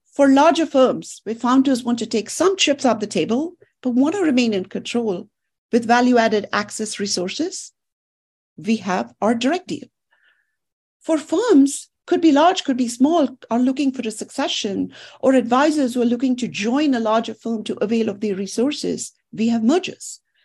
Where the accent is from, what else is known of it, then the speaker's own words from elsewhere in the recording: India; moved away; I grew up in India